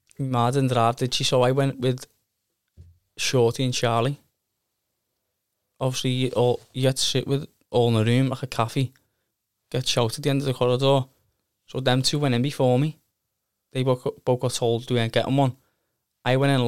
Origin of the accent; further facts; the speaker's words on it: Liverpool, North West England, United Kingdom; It was different, because I'm a Scouser.